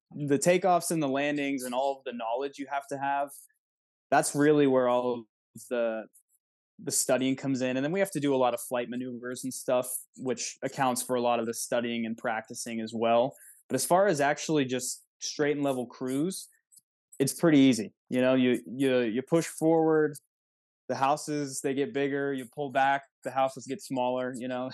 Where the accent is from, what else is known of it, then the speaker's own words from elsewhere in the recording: Wexford, Pennsylvania, United States; I grew up in Wexford, so not too far south from there